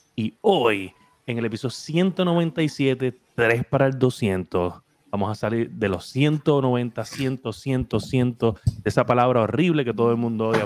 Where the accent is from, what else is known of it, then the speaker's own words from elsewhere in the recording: Puerto Rico; somos de Puerto Rico